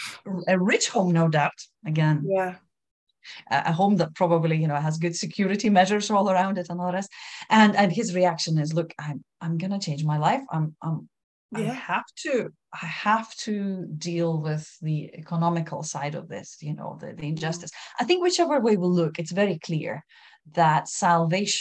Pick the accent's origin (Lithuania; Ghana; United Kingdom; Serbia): Lithuania; first language Lithuanian; English is a second language; my first language, Lithuanian